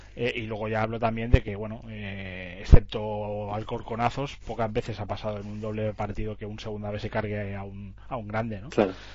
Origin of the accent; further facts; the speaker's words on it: Catalonia, Spain; como catalanes que somos